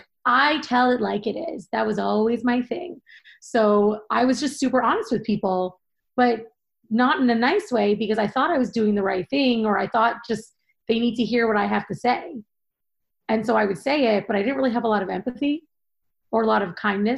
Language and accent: English; Seattle, Washington, United States; moved away as an adult; also born or lived in Manhattan, New York; now in Long Island, United States; I grew up in Seattle, Washington, born and raised, and still in my heart forever, even though I live in Long Island now